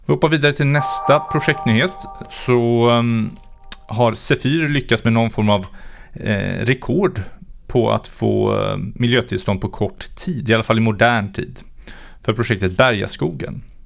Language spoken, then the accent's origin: Swedish; West Sweden, Sweden; i mina hemtrakter, Västsverige